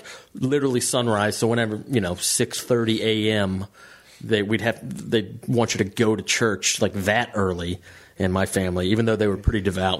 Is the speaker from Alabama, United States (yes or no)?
no; Georgia, United States; moved away